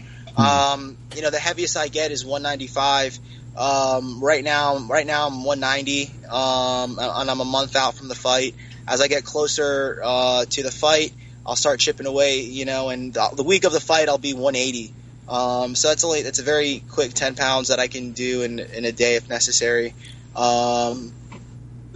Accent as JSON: {"language": "English", "town": "Fort Lauderdale", "region": "Florida", "country": "United States", "said": "I'm from Miami, I'm from Fort Lauderdale"}